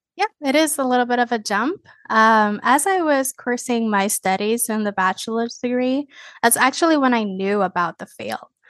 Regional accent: Puerto Rico; now in Florida, United States; I come from Puerto Rico, a small island

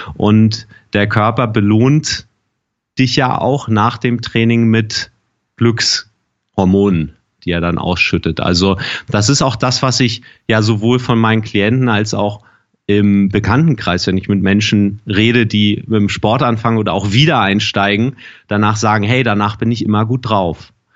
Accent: Germany; bei uns in Deutschland

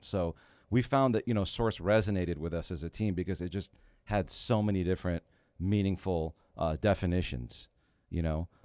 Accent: San Francisco Bay Area, California, United States; moved away as an adult; now in Los Angeles, United States; Growing up in the Bay Area

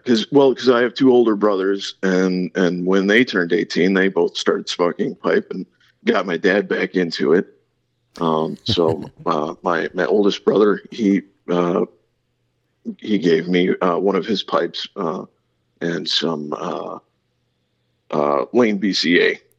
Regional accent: East Coast, United States; also born or lived in Pennsylvania; So I was born in Pennsylvania, but I grew up kind of up and down the East Coast. We moved around a good bit.

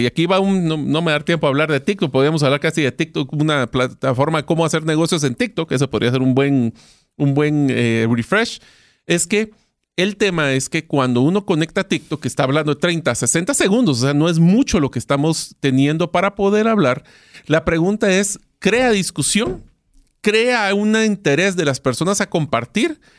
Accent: Guatemala; en Guatemala, o sea, mi país de origen

